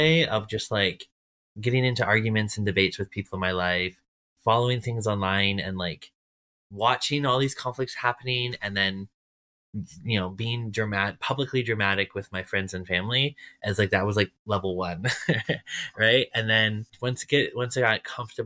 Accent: Waterloo Region, Ontario, Canada; I'm from Waterloo region

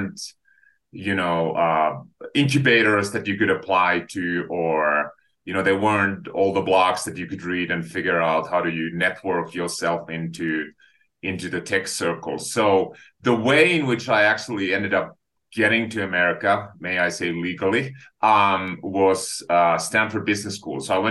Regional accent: Finland; now in United States; I am actually an immigrant to the US. So I grew up in Finland on a farm

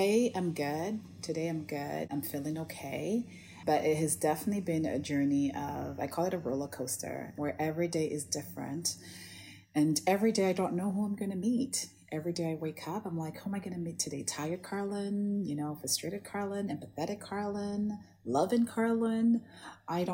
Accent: St. Lucia; now in Toronto, Canada; I grew up in the Caribbean in St. Lucia in a very tiny village called Bas Labowi

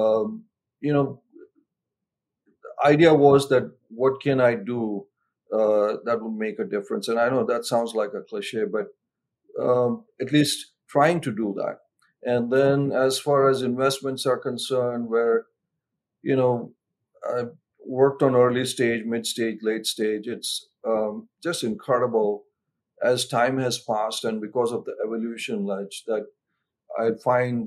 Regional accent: India; now in United States; I'm originally from India. I got pretty active in the Indian American community

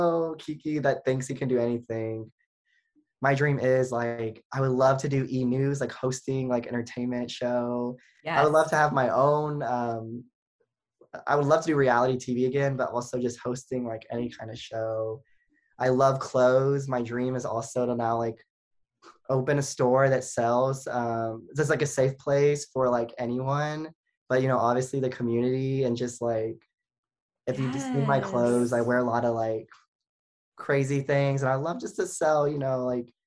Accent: 3 hours from Austin, Texas, United States; right now, I live 3 hours from Austin, my hometown.

